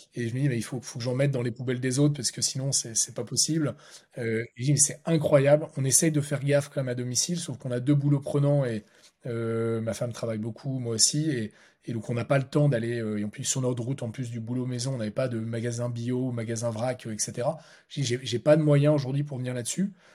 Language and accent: French; Lille, Hauts-de-France, France; on, est à Lille, hein, on est lillois